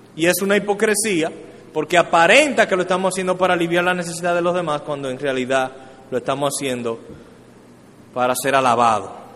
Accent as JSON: {"language": "Spanish", "country": "Dominican Republic", "said": "como dominicanos"}